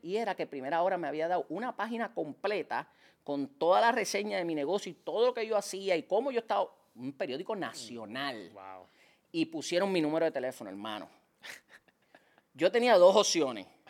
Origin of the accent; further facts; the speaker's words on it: San Juan, Puerto Rico; Yo me crié en Liceda Apartments, en Cupé y Bajo